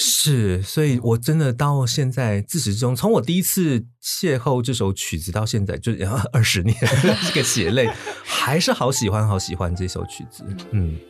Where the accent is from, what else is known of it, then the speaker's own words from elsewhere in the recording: Taipei, Taiwan; also born or lived in Xinzhuang, New Taipei; 我身在台北县新庄嗯。，然后呢，我，我在我八岁小学二年级那一年，我们全家搬到台北市嗯。所以简单地说，我都是在广义的大台北这个嗯。区域